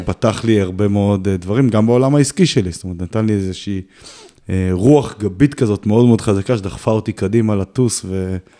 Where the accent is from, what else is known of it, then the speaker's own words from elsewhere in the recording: Kiryat Tivon, Haifa District, Israel; נולדתי וגדלתי את רוב שנות חיי ביישוב הכי פסטורלי אולי שיש בארץ, קריית טבעון